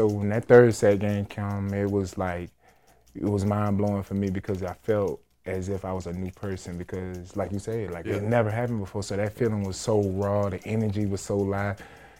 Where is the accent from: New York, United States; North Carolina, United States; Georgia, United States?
Georgia, United States; Savannah; So I'm from Savannah, Georgia. So it's a very fast pace. A lot of people always moving around.